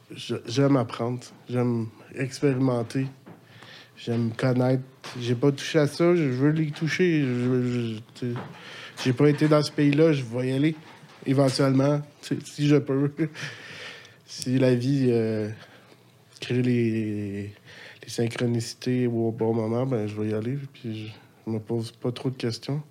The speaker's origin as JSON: {"language": "French", "town": "Laval", "region": "Quebec", "country": "Canada", "tie": "born or raised there", "also_born_or_lived": "Montreal / Louiseville / Sainte-Adèle", "lives_now": "Sainte-Anne-des-Plaines, Canada", "said": "j'ai resté ma jeunesse à Laval"}